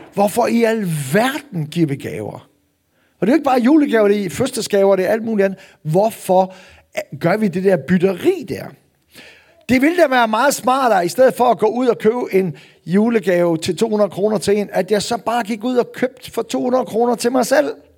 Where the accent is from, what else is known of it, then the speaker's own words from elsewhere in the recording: North Jutland, North Denmark Region, Denmark; nu er jeg jo nordjyde